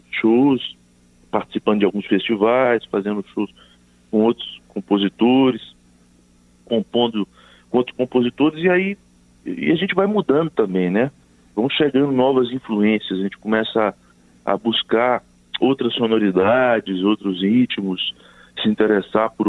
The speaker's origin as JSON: {"language": "Portuguese", "area": "Zona da Mata", "region": "Minas Gerais", "country": "Brazil", "tie": "born or raised there", "also_born_or_lived": "Ponte Nova, Minas Gerais", "said": "Eu, nasci na cidade de Ponte Nova, uhum. mas morei em Campo Passei a minha infância em Campo que é na zona da Mata Mineira."}